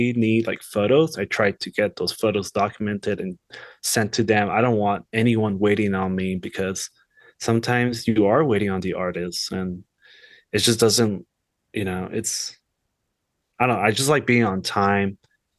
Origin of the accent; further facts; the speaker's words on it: Los Angeles, California, United States; moved away as an adult; also born or lived in Kansas City; I'm originally from Los Angeles, so I'm a California boy my whole life. You know, LA's big. It's changed so much since growing up there